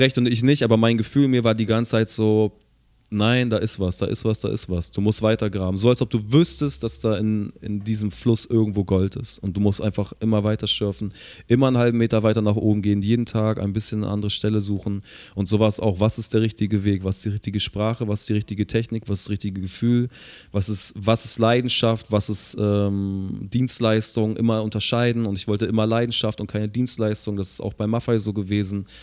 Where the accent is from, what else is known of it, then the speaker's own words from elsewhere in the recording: Hamburg, Germany; ich als Hamburger